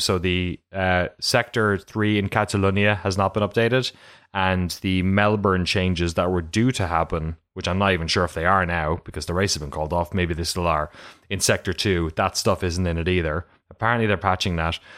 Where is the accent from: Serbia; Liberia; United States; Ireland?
Ireland; also born or lived in London; I'm from Ireland